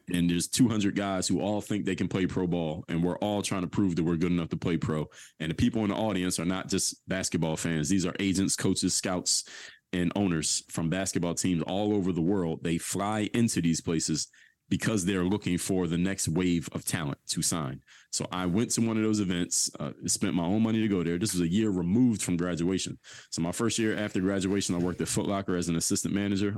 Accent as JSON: {"language": "English", "town": "Philadelphia", "region": "Pennsylvania", "country": "United States", "tie": "born or raised there", "said": "I went to high school at, uh, Seventeenth and Norris, which is right in the middle of Temple's, uh, campus"}